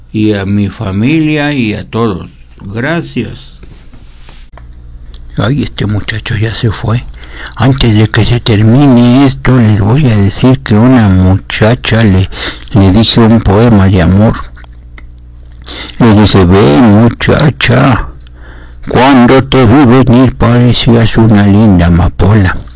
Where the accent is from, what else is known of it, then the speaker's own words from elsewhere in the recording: Mexico City, Mexico; Sí, claro que soy muy mexicano